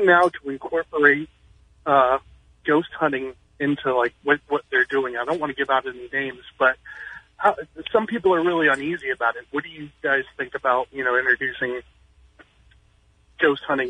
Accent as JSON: {"language": "English", "town": "Norfolk", "region": "Virginia", "country": "United States", "said": "I'm from Norfolk, Virginia."}